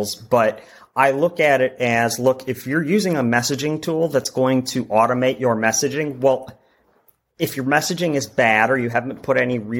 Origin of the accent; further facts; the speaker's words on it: Wisconsin, United States; moved away as an adult; now in Chicago, United States; I'm originally from Wisconsin